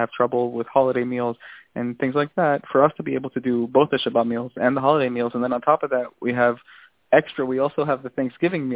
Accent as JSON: {"language": "English", "region": "New Jersey", "country": "United States", "tie": "born or raised there", "moved": "yes", "lives_now": "Israel", "said": "I grew up in New Jersey"}